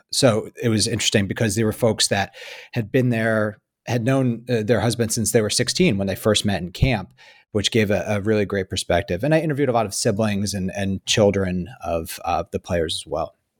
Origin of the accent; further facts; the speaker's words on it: Hyde Park, New York, United States; you spend your whole life growing up in Hyde Park